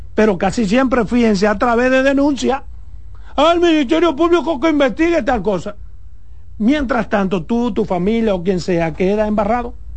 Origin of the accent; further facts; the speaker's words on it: Dominican Republic; como periodista, como dominicano